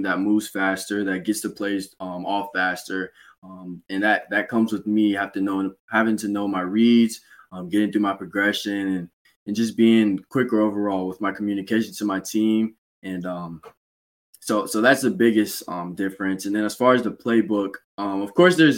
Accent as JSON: {"language": "English", "town": "Kernersville", "region": "North Carolina", "country": "United States", "tie": "born or raised there", "said": "this is my hometown school, so I know most of the people around, and Kernersville is a town where everybody knows everybody"}